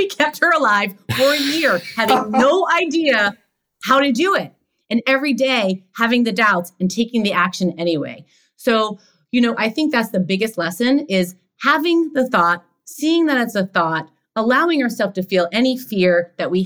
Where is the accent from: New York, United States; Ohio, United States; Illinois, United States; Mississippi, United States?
New York, United States; New York City; also born or lived in Los Angeles; now in New York, United States; I grew up in Queens.